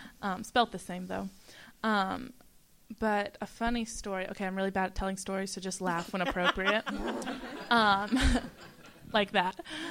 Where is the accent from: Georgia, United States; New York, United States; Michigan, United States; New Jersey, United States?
Georgia, United States; Albany; I'm from South Georgia. It's Albany. It's really small, but there we say Albany, not Albany, so it's a little different.